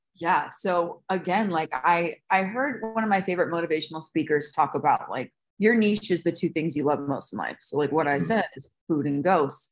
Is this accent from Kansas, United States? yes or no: no; Las Vegas, Nevada, United States; I was born and raised in Las Vegas